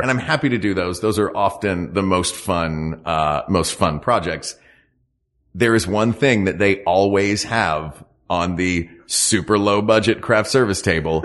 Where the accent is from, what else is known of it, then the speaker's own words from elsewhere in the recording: Knoxville, Tennessee, United States; moved away as an adult; now in West Coast, United States; I'm from Appalachia.